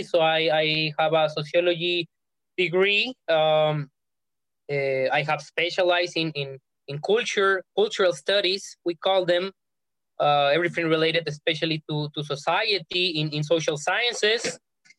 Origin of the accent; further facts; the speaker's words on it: Ensenada, Baja California, Mexico; moved away as an adult; I was born and raised in Ensenada, Baja California, Mexico